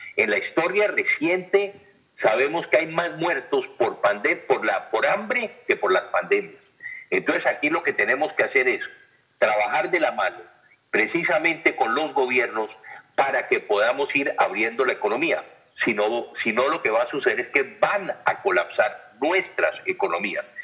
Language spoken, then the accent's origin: Spanish; Colombia; Nosotros los colombianos